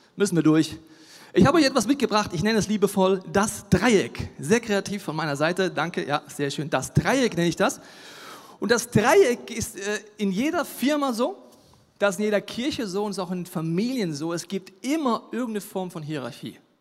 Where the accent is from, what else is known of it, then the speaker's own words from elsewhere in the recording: Franconia, Bavaria, Germany; Ich bin in Franken geboren